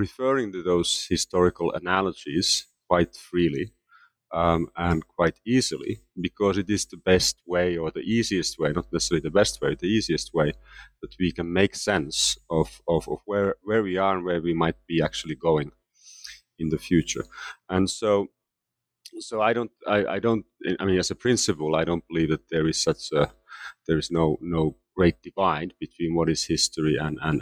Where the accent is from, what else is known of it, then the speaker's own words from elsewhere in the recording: Finland; moved away as an adult; also born or lived in United States / Canada / London, United Kingdom; now in Geneva, Switzerland; I am originally from Finland, and I left Finland to pursue graduate studies in the United States in the late 1980s